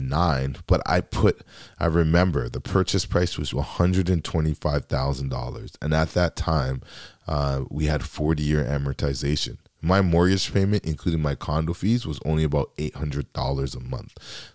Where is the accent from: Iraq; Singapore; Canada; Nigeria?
Canada; And as a Canadian that has a background from Dominica, it's very important to me